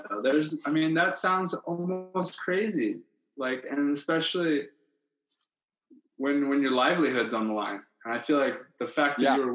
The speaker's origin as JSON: {"language": "English", "region": "Hawaii", "country": "United States", "tie": "born or raised there", "said": "I mean, I I grew up in Hawaii and I never rarely played on those courts."}